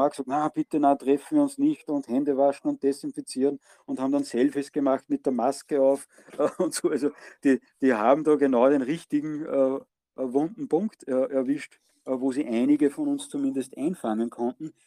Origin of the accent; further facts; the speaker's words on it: Austria; bei uns in Österreich